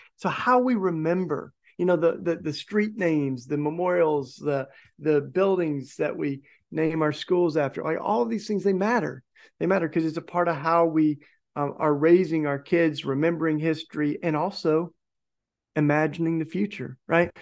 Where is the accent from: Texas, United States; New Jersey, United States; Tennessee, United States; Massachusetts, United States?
Tennessee, United States; my home state of Tennessee